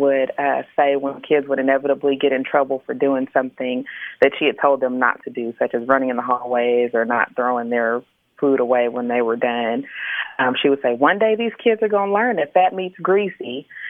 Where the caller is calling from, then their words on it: Dallas, Texas, United States; I'm calling from Dallas.